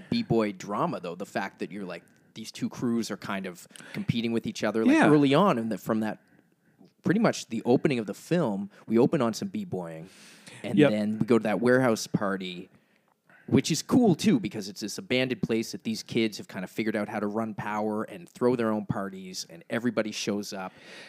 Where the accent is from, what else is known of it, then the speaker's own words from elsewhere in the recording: Nova Scotia, Canada; especially coming, like growing up in Nova Scotia where we don't have subways.